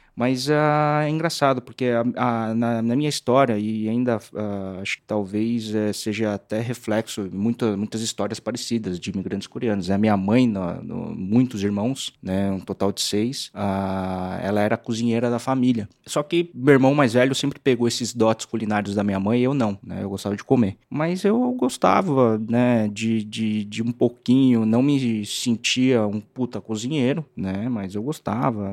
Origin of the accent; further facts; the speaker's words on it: São Paulo, Brazil; also born or lived in Santo André; eu sou nascido em Santo André, né? Mas uh, a gente foi mudou para aclimação quando eu tinha sete anos